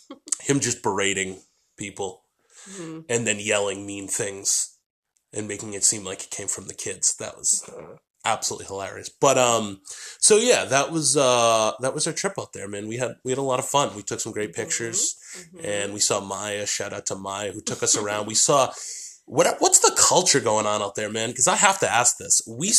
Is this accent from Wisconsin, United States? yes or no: no; Boston, Massachusetts, United States; because I'm from Boston where you get, you know, bowled over if you were stopping and taking a picture